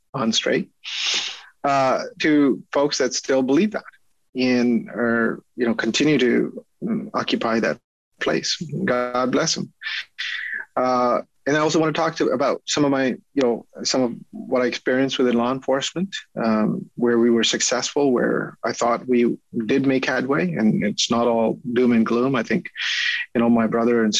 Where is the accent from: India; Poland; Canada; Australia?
Canada; as a Canadian in my country